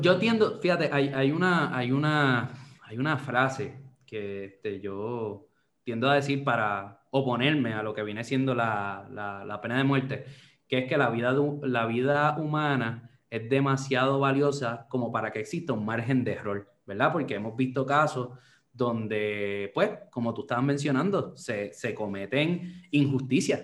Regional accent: Puerto Rico

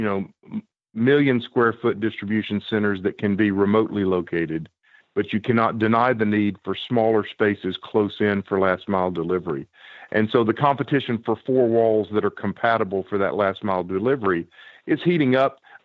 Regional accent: the South, United States; As a Southerner

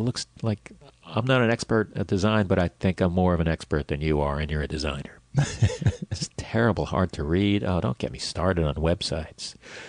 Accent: Bronx, New York, United States; born there; Yeah, I was born in the Bronx, and then I lived upstate.

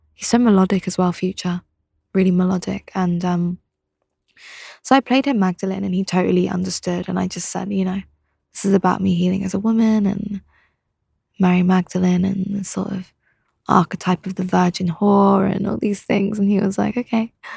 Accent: England, United Kingdom; also born or lived in London; in my home town, it was very one way

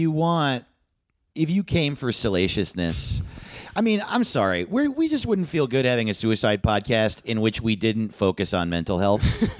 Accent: New York, United States; now in Los Angeles, United States; Because I grew up in New York

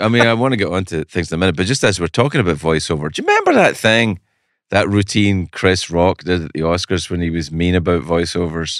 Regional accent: Scotland, United Kingdom; moved away as an adult; I was from Scotland.

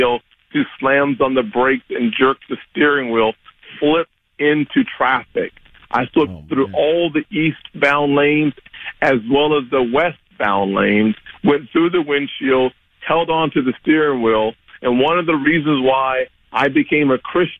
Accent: South Carolina, United States; I was growing up in South Carolina

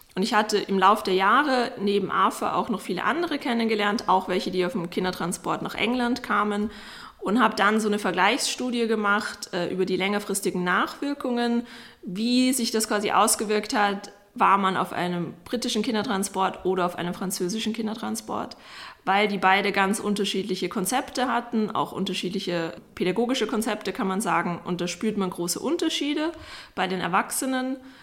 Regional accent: Vienna, Austria; Arthur und ich sind quasi beide in derselben Wohnung aufgewachsen im Abstand von 60 Jahren

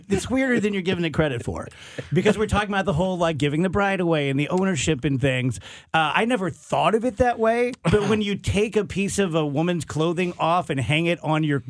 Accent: Illinois, United States; growing up in Illinois

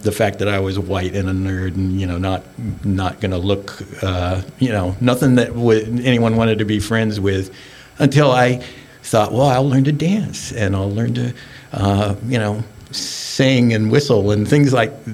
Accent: Seattle, Washington, United States; also born or lived in Turkey; now in Bainbridge Island, United States; I was raised in Madrona

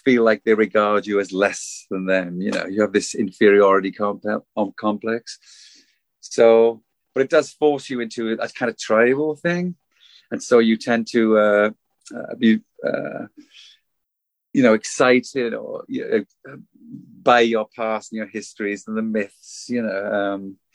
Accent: South Wales, United Kingdom; moved away; growing up in Wales and watching black and white TV with my mom

